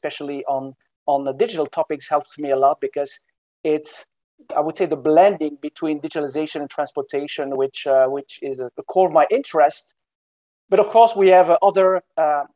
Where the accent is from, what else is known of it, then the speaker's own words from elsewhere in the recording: Brussels, Brussels-Capital Region, Belgium; moved away as an adult; now in Washington, D.C., United States; I'm from Belgium originally. My name is in South Belgium. I have Balkanic roots, you know, Western Balkans, but I was born in Brussels.